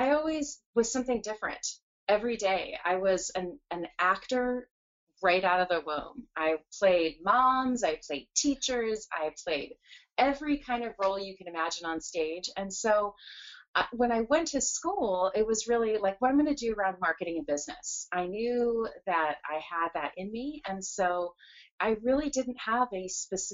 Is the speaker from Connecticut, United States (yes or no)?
no; San Jose, California, United States; moved away as an adult; also born or lived in Edina, Minnesota; now in Seattle, United States; California, which is where I grew up. So we lived in Silicon Valley in the San Jose area for almost my entire school, grade school, high school, college, first career.